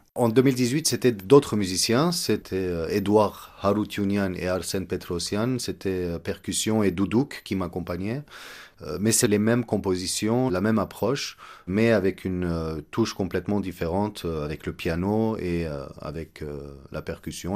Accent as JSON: {"language": "French", "country": "Egypt", "tie": "born or raised there", "also_born_or_lived": "Montreal, Canada", "moved": "as an adult", "lives_now": "Yerevan, Armenia", "said": "je suis né en Égypte, j'ai grandi euh, en Égypte jusqu'à l'âge de 18 ans"}